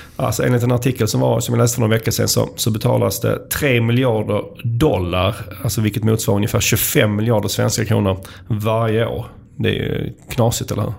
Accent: Skåne, Sweden; accent: skånska; som alla hör här så kommer jag ju från Skåne

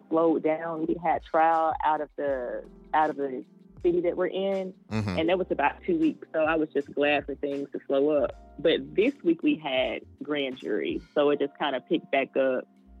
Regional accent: Vicksburg, Mississippi, United States; I was born in Vicksburg, Mississippi

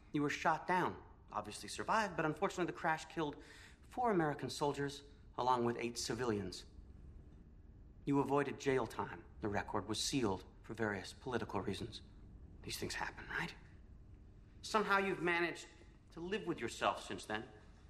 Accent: Canada; Well, ZPM. Sorry, I'm Canadian.

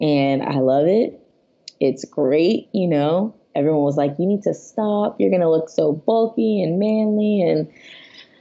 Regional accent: Fort Lauderdale, Florida, United States; moved away as an adult; also born or lived in Miami, Florida; now in Long Beach, United States; I'm originally from Fort Lauderdale, Florida, born and raised there, Florida my whole life

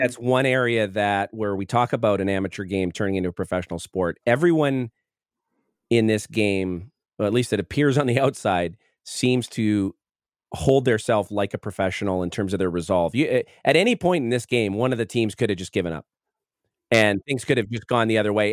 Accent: Manitoba, Canada; a junior and a kid growing up in Manitoba

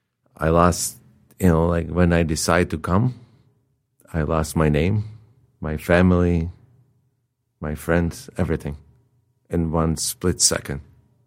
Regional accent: Czechia; English is a second language; moved away as an adult; now in Detroit, United States; I went to my hometown

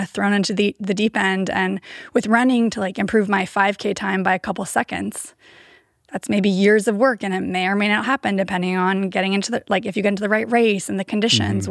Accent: Davis, California, United States; also born or lived in San Diego / Bay Area; I grew up in Davis

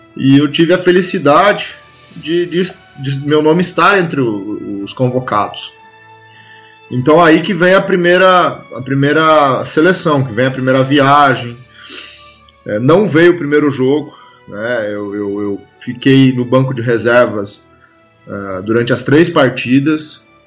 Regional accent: Alegria, Rio Grande do Sul, Brazil; moved away as an adult; also born or lived in Santa Maria / Nova Santa Helena, Mato Grosso; eu sou nascido numa cidadezinha do interior do Rio Grande do Sul, que o nome dela é Alegria, municípiozinho pequeno de 3 mil habitantes. Nasci na roça, então é, trabalhei muito com enxada, na lida do campo, até a adolescência

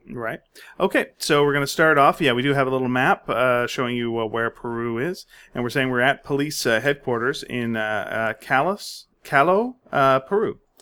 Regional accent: Canada; I finally outed us as Canadian.

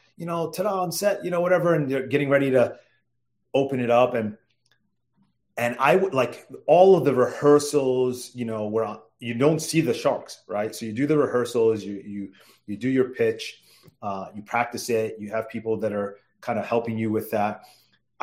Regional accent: New York, United States; now in Washington, D.C., United States; growing up in New York

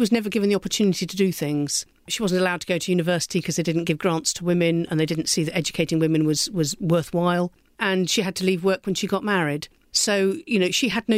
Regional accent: Somerset, South West England, United Kingdom; I come from Somerset, where Exmoor meets the sea

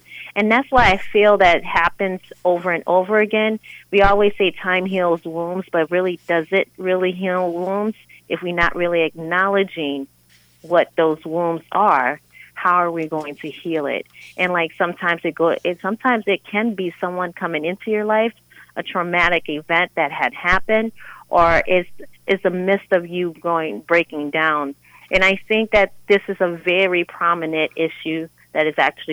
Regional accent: New Orleans, Louisiana, United States; moved away; I was born and raised in New Orleans, Louisiana, and I came here in the early 2000s.

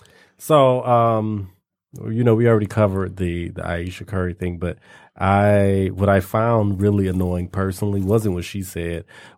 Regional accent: Canada; oh, yeah, it just really hurt my feelings because I'm Canadian.

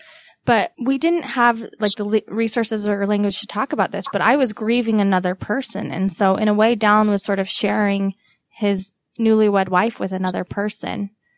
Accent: Utah, United States; accent: Utah; what's ironic about that though, Sarah, is that while it's my Utah accent

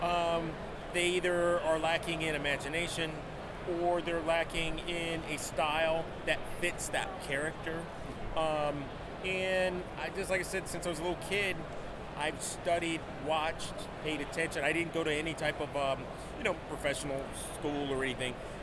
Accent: Westland, Michigan, United States; now in Austin, United States; I live in Austin, Texas, but I grew up here in Michigan, around the Wayne Westland area

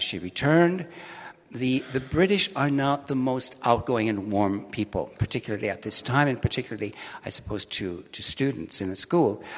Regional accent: Milwaukee, Wisconsin, United States; moved away as an adult; also born or lived in London; now in Hamburg, Germany; I was born in Milwaukee

